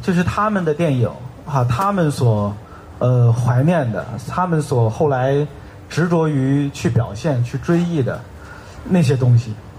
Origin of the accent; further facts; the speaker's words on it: Tianjin, China; 我是天津人嘛